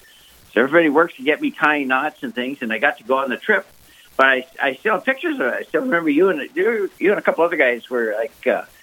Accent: Ireland; And I'm Irish.

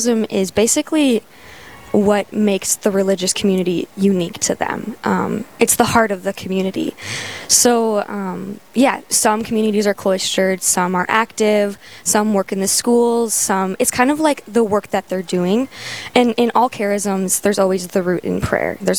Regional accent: Dickinson, North Dakota, United States; moved away as an adult; there's a new convent in my hometown, Dickinson

